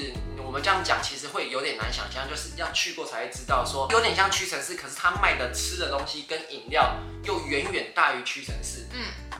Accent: Taiwan; 对我们台湾人来说

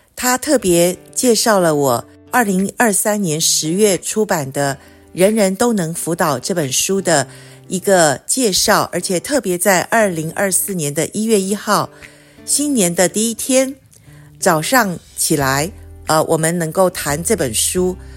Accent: Taiwan; 我从小在眷村长大

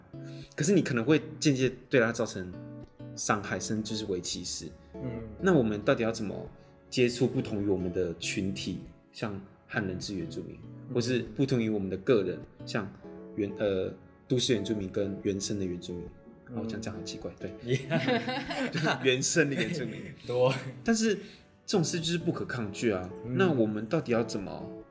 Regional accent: Taiwan; 哎，原住民怎么会考上政大？我是从这个地方出生出来的，然后我也是这个族群的那个一份子，我是这个脉络里面的人，我怎么会考上政大？

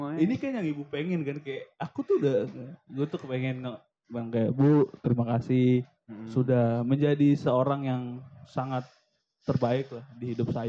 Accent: Jakarta, Indonesia; Kenapa gue mau, gue Betawi ya?

